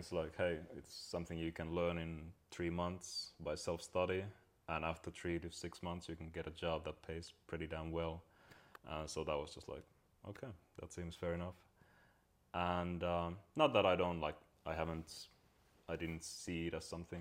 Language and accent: English; Finland; when I grew up in Finland